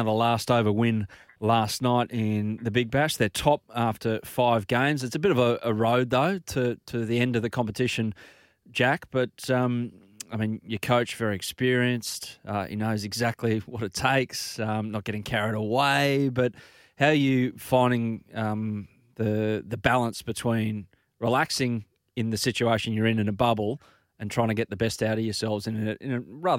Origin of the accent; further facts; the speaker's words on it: Sydney, New South Wales, Australia; I'm from the Northern Beaches like yourself, mate